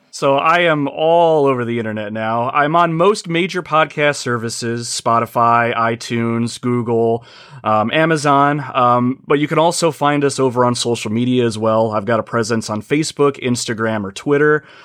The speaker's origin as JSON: {"language": "English", "region": "Ohio", "country": "United States", "said": "I hail from the United States, a little state called Ohio"}